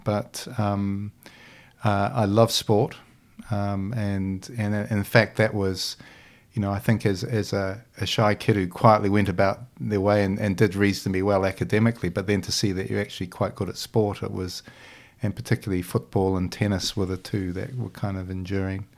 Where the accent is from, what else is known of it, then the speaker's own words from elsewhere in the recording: Christchurch, Canterbury, New Zealand; also born or lived in Dunedin, New Zealand; at probably about age five or six, we moved to, uh, to to Christchurch